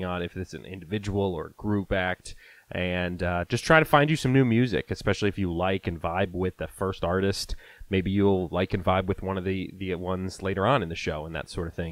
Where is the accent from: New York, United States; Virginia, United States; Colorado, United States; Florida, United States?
Virginia, United States; originally from my home state here, Virginia